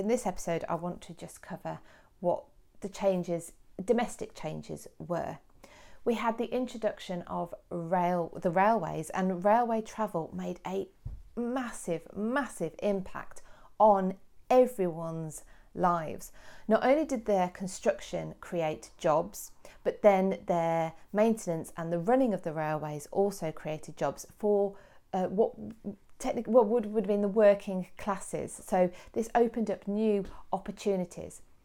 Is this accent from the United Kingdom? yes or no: yes; Kidderminster, West Midlands, United Kingdom; my hometown of Kidderminster